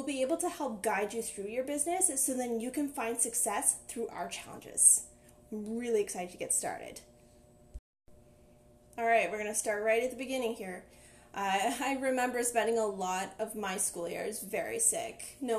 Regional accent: Ottawa, Ontario, Canada; I'm from Ottawa, everybody works in the government

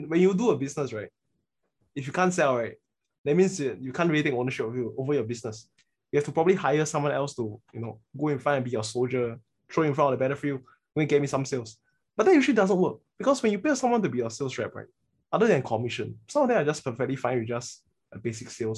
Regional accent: Singapore; we are Singaporean males

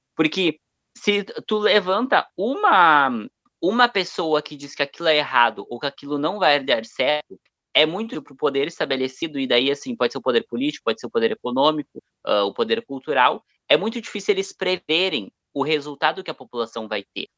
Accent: Brazil; nós que somos brasileiros

